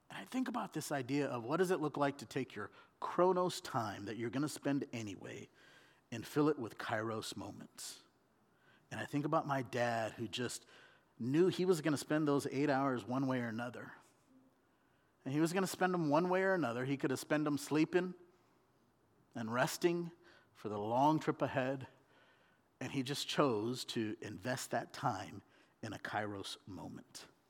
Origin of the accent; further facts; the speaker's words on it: Southern California, United States; moved away as an adult; also born or lived in India; now in Oregon, United States; I was born in India. and I was raised in Southern California